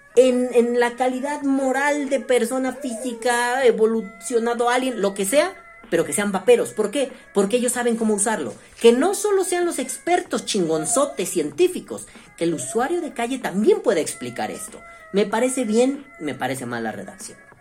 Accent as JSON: {"language": "Spanish", "country": "Mexico", "said": "como ciudadano mexicano"}